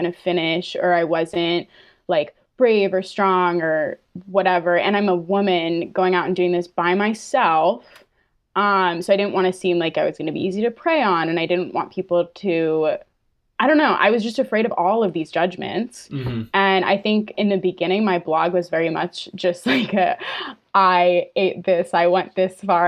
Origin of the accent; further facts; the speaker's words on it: Fryeburg, Maine, United States; also born or lived in New Hampshire; I grew up in the Whites of New Hampshire. Technically, I lived in Maine